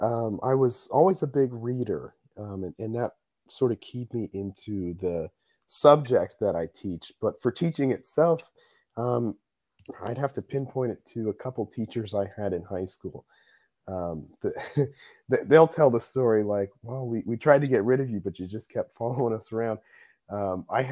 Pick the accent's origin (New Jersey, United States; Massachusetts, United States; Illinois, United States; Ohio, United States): Ohio, United States; Columbus; moved away as an adult; now in Indiana, United States; I am from Columbus, Ohio